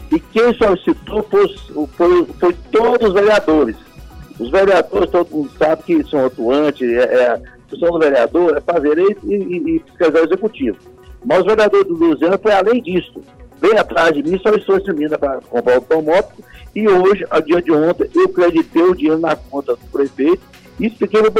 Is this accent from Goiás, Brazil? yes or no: yes; Palmeiras de Goiás, Goiás, Brazil; born there; Nasci em Palmeiras, não, em Palmeiras aqui, a 100 quilômetros de Goiânia.